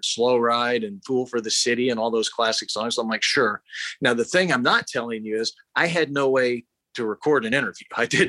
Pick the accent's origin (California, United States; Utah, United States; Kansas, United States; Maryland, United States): Kansas, United States; Kansas, Arkansas City, United States; I'd usually say I was from Wichita because I knew I say Arch City, Kansas